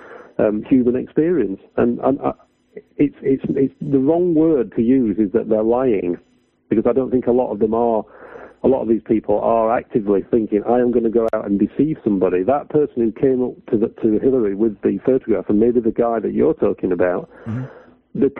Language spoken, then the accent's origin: English; United Kingdom; as a British taxpayer